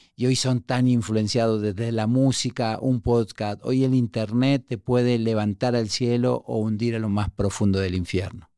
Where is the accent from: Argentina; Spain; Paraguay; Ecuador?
Argentina; Buenos Aires; moved away as an adult; also born or lived in Uruguay; now in Mexico; me crié en un barrio súper pobre en La Boca, en Argentina. Yo nací en Uruguay, me crié en La Boca, vine a México de muy joven